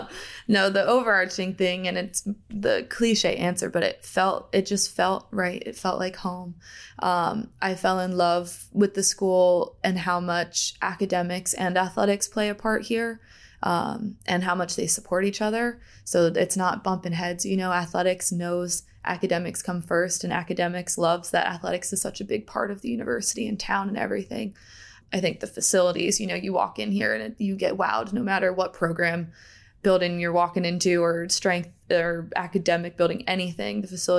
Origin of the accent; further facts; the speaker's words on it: Pennsylvania, United States; also born or lived in Delaware, United States; So I was born in Delaware, grew up in Pennsylvania. I grew up in a sports family.